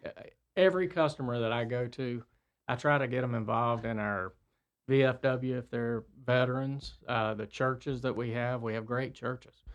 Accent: Cornelius, North Carolina, United States; also born or lived in Myrtle Beach; I grew up on Floral Lane. Um, lived there till I went away to college

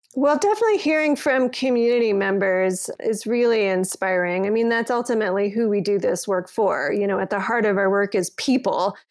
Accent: Colorado Springs, Colorado, United States; moved away as an adult; also born or lived in Toronto; now in Denver, United States; I grew up in Colorado Springs

